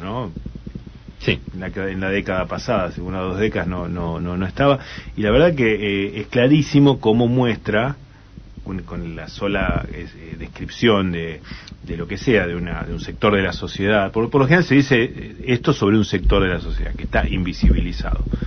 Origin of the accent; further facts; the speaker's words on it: Argentina; ¿Cómo nos van a tratar como argentinos?